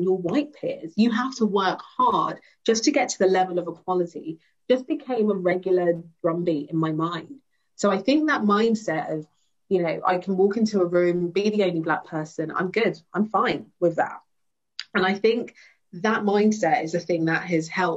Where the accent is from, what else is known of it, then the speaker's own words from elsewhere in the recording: London, United Kingdom; also born or lived in Brixton, London; growing up in Wimbledon, which is very predominantly white.